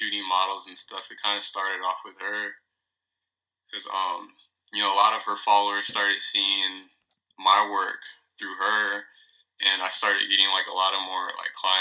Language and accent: English; Redlands, California, United States; now in Victorville, United States; I grew up in Redlands, California. I lived there. I was like pretty much raised there, like, majority of my life, and then ended up moving to Victorville